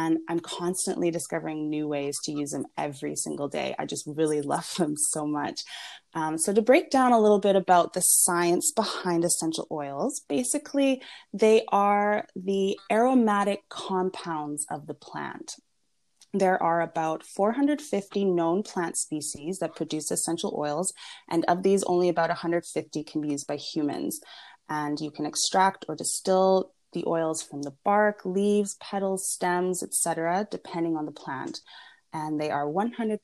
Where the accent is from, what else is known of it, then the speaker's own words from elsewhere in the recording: Vancouver, British Columbia, Canada; also born or lived in Venice, Los Angeles, California; now in Los Angeles, United States; I'm originally from Vancouver, Canada, but I currently live here in Venice, California, in Los Angeles